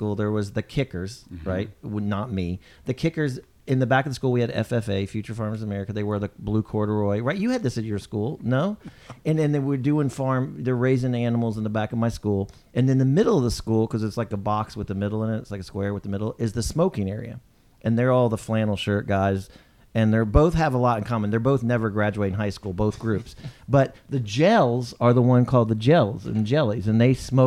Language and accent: English; Houston, Texas, United States; moved away; I like Texas. I grew up there.